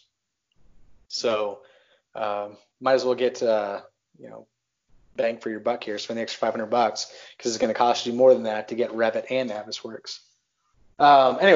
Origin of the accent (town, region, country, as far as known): Texas, United States; born or raised there; moved away as an adult; also born or lived in Worcester, Massachusetts / Pacific Northwest / Pittsburgh area; now in Pittsburgh, United States